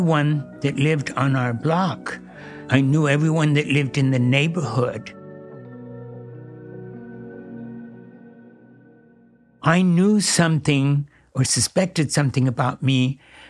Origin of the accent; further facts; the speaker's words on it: San Jose, California, United States; also born or lived in Texas; I was born in Texas, and my parents brought me to California, to San Jose, when I was 1 year old. So I started my life in San Jose, California